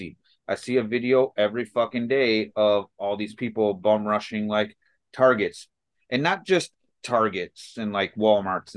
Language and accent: English; Chicago, Illinois, United States; I grew up in Chicago in some really rough shit in, you know, the 80s and 90s here